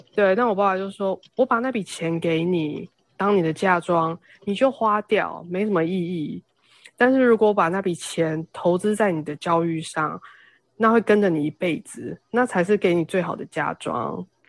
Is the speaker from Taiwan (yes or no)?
yes; Taiwan; moved away as an adult; now in United States; 因为我自己在台湾长大，所以我还是会觉得说台湾真的比较好